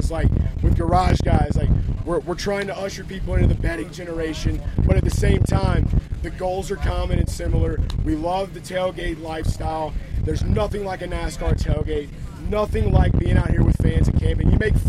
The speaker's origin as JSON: {"language": "English", "town": "Talladega", "region": "Alabama", "country": "United States", "tie": "born or raised there", "said": "I grew up in Talladega, so Dega was, like, my jam, and it's what I did."}